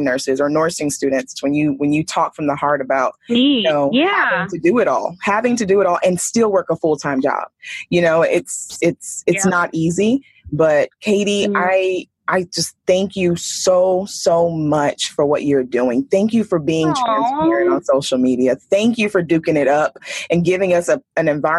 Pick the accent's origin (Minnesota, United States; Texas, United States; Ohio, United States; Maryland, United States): Texas, United States; moved away as an adult; now in Bay Area, United States; I'm from Texas